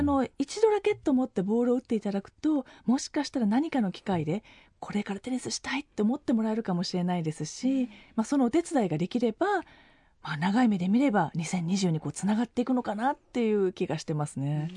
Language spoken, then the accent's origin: Japanese; Japan; 日本だよ